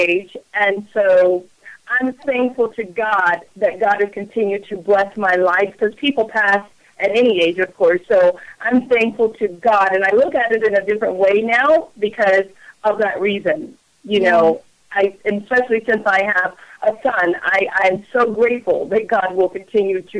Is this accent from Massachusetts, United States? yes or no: no; Allen, Maryland, United States; I grew up in Allen, Maryland